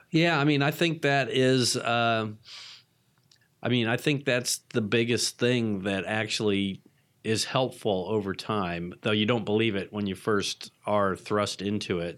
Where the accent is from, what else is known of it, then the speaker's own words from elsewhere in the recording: Atlanta, Georgia, United States; I'm from Atlanta, so I was a locally based patient.